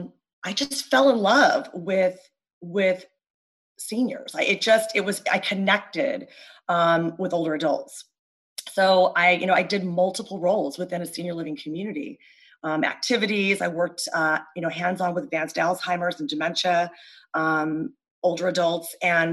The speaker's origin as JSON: {"language": "English", "region": "California", "country": "United States", "moved": "as an adult", "lives_now": "Pennsylvania, United States", "said": "I am from California, and currently, you know, for the past 19 years, I live on the East Coast in Pennsylvania"}